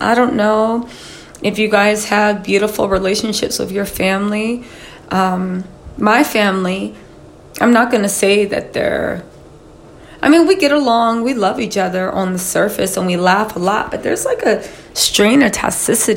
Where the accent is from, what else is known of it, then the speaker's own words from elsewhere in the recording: United States; I am Black American. I am an African American descendant of enslaved people